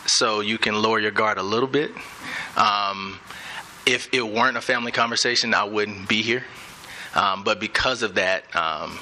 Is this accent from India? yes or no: no; Birmingham, Alabama, United States; moved away as an adult; also born or lived in Miami / Atlanta / Dallas; now in Denver, United States; I grew up in Birmingham, and my parents grew up in Birmingham as well.